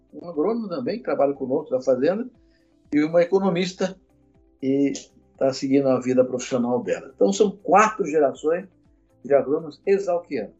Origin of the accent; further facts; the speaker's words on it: Guariba, São Paulo, Brazil; also born or lived in Cordeirópolis, São Paulo; E aí eu fui para lá com três anos de idade, meu pai, minha mãe e uma irmãzinha menor, que recém-nascida, e lá passei a infância toda